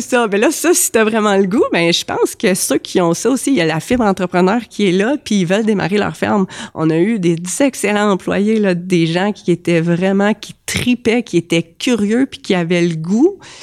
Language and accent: French; Compton, Quebec, Canada; also born or lived in Sherbrooke; now in Saint-Camille, Canada; je suis née à Compton